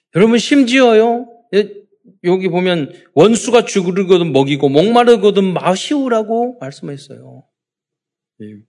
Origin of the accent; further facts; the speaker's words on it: South Korea; 우리는 대한민국 사람